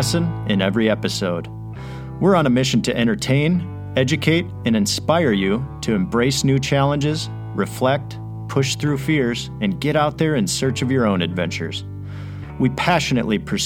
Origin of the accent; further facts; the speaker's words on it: Grand Rapids, Michigan, United States; Grand Rapids is also my hometown